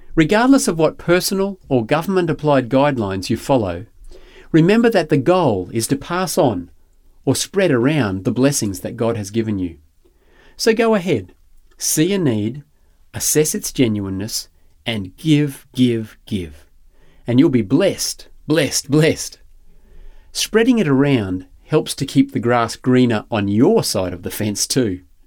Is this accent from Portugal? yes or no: no; Grantham, Queensland, Australia; Growing up in Granchester was a barefoot, huckleberry finn sort of existence